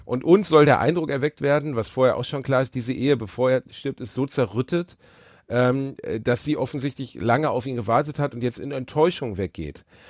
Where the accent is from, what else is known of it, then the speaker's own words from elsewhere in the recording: Ruhr area, North Rhine-Westphalia, Germany; Ich bin aus dem Ruhrpott